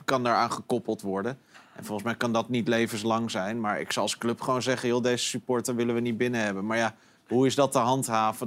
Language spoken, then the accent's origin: Dutch; Netherlands; als Nederlander